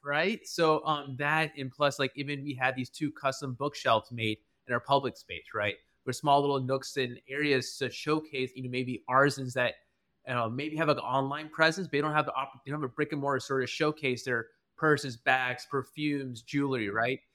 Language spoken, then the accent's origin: English; Albany, Georgia, United States; moved away as an adult; also born or lived in Atlanta, Georgia; I was originally from South Georgia, in a small town called Albany, Georgia